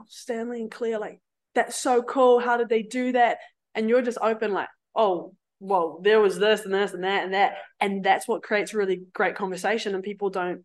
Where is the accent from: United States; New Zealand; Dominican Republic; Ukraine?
New Zealand; Cambridge, Waikato; moved away; I'll go back to Waikato because I'm from Cambridge